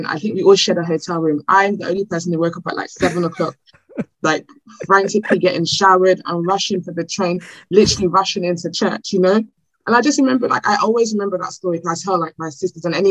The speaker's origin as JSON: {"language": "English", "country": "Nigeria", "accent": "Nigerian", "said": "I'm Nigerian"}